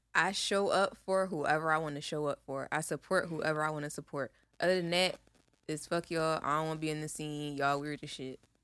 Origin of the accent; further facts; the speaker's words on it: Philadelphia, Pennsylvania, United States; we are from Philly